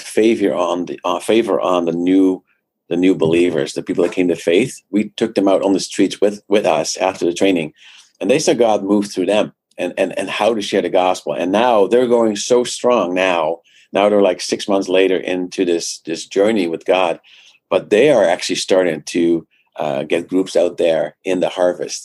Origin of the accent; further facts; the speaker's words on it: Netherlands; now in Canada; I grew up in the Netherlands uh, came here to Canada uh, 20 years ago.